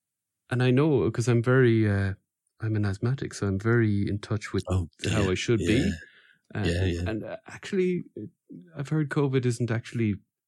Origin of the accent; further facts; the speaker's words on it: Wales, United Kingdom; You know, I said, I'm from Wales.